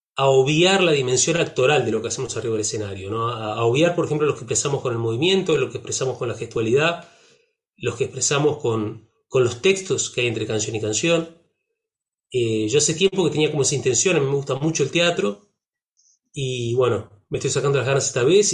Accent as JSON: {"language": "Spanish", "country": "Uruguay", "accent": "Uruguayan", "said": "mi acento de, de, uruguayo trucho"}